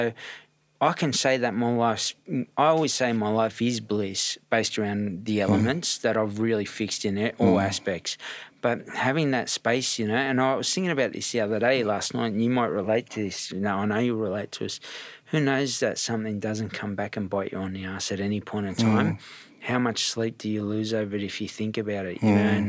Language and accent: English; Redfern, New South Wales, Australia; also born or lived in Bondi; And I grew up in Bondi at one stage. When I say Bondi, I grew up in all bits and pieces. Redfern was the main hub, but my dad and mum were just sort of scattering me around.